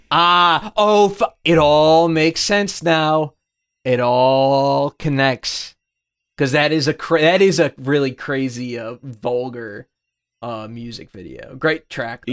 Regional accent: United States; as an American

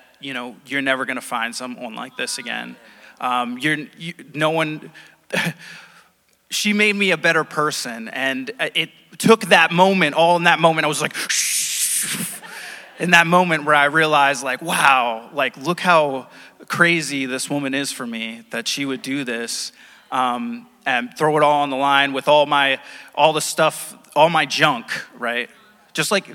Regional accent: Rhode Island, United States; I came back to Rhode Island. I'm from Rhode Island

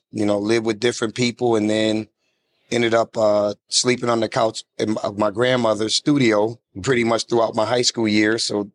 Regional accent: Rochester, New York, United States; Rochester, New York.

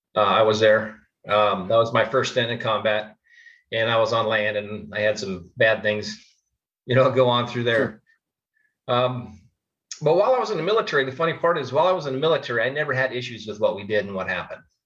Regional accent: Phoenix, Arizona, United States; I grew up here in Phoenix, Arizona

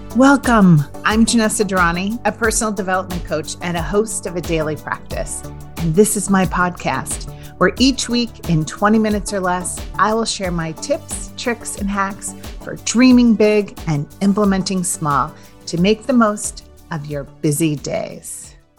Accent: Iowa, United States; moved away as an adult; I moved from nowhere, Iowa, and that is no offense to anyone who still lives in my town

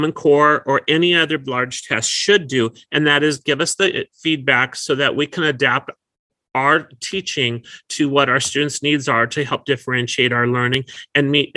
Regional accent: North Dakota, United States; now in California, United States; I was an at-risk learner when I grew up in North Dakota

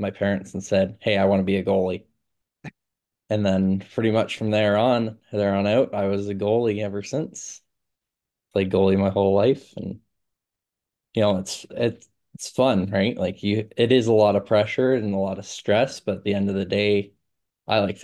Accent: Milton, Ontario, Canada; moved away; growing up in Milton

